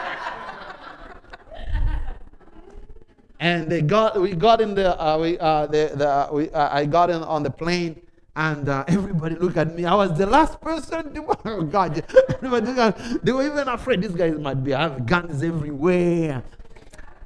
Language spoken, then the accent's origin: English; DR Congo; moved away as an adult; now in United States; My country where I came from, yes indeed, the other part is war. Where I came from, my city, I've never seen war